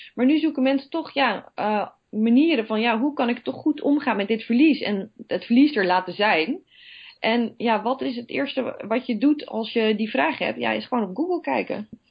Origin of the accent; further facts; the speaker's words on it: Netherlands; we zijn toch Nederlanders